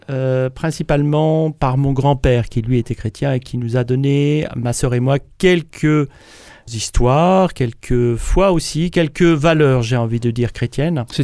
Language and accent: French; Berry, Indre, Centre-Val de Loire, France; Moi je suis né dans la, dans la région du Berry, donc plus précisément l'Indre. Pour ceux qui connaissent pas, c'est Châteauroux. donc c'est centre de la France, hein, mais ça reste un endroit où on connaît moins parce que c'est moins balnéaire.